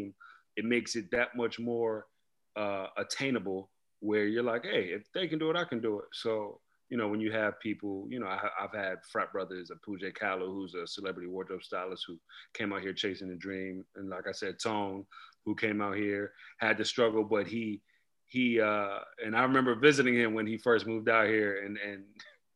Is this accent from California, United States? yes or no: no; New York City, New York, United States; moved away; also born or lived in Queens, New York / Prince George's County, Maryland; I was born in Queens, actually, raised in Brooklyn. Later moved to Maryland, the DMV area, PG County, where I went to high school.